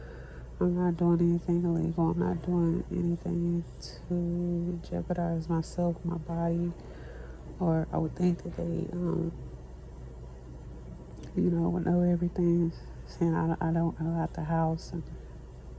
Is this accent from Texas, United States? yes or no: yes; Texas, United States; I'm from Texas